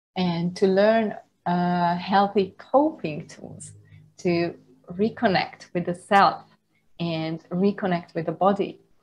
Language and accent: English; Hungary; moved away as an adult; also born or lived in Budapest, Hungary / United Kingdom / Germany; now in Thailand; I was uh, born and raised in the Hungarian countryside